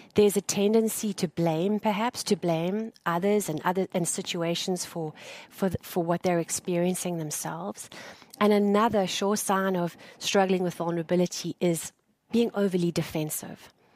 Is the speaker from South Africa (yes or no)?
yes; South Africa; moved away as an adult; I am South African uh, by birth, and I left my home country two years ago